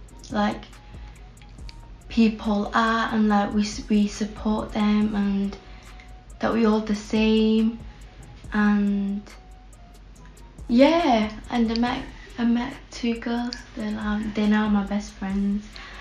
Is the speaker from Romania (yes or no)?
yes; Romania; moved away; I came from Romania.